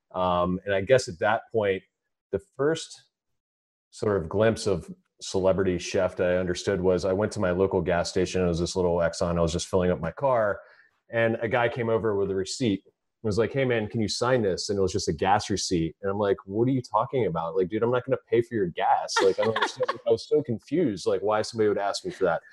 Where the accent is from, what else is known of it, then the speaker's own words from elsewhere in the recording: Frederick, Maryland, United States; go back to my hometown and open this restaurant.